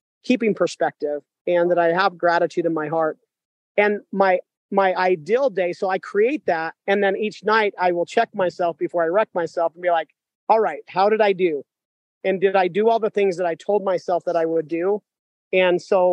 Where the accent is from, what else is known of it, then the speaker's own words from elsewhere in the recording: Sugar City, Idaho, United States; I am just an amazing man from Idaho. I grew up in Sugar City, Idaho